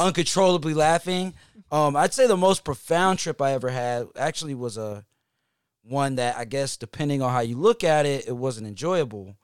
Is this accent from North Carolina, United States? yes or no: yes; Hickory, North Carolina, United States; now in Atlanta, United States; I'm from Hickory, North Carolina.